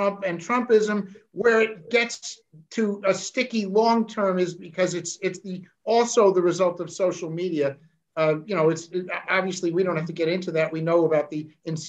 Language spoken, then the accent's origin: English; New Jersey, United States; I grew up in New Jersey